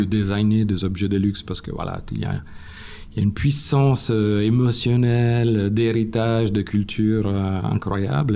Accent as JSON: {"language": "French", "town": "Turin", "region": "Piedmont", "country": "Italy", "tie": "born or raised there", "accent": "Italian", "second_language": "French", "moved": "yes", "said": "Comme vous avez deviné de mon accent, je suis italien. Je suis né à Turin il y a 52 ans"}